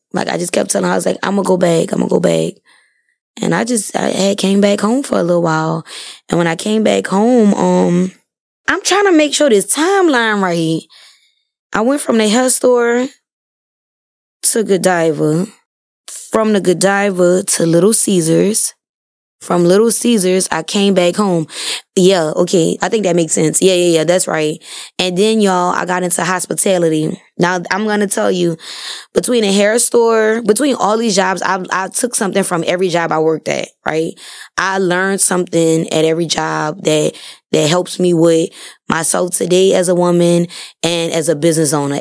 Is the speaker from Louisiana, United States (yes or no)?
yes; New Orleans, Louisiana, United States; I'm from New Orleans, born and raised